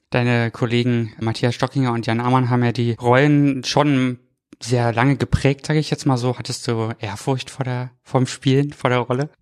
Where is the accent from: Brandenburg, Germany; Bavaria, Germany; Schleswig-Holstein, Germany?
Brandenburg, Germany; now in Cologne, Germany; Also ich komme aus der Gegend tatsächlich aus Brandenburg ursprünglich ja.